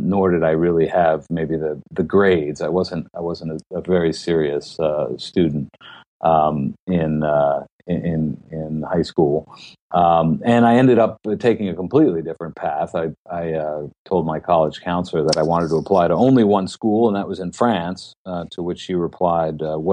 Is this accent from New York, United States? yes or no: yes; Tuckahoe, New York, United States; I'm from Tuckahoe, New York, which is a suburb of New York City